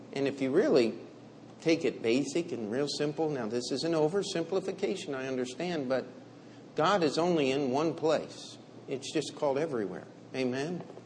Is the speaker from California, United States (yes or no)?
no; Finksburg, Maryland, United States; now in New York, United States; I grew up in uh, what we would call small town America, exclamation mark. We did have one stoplight in Finksburg, Maryland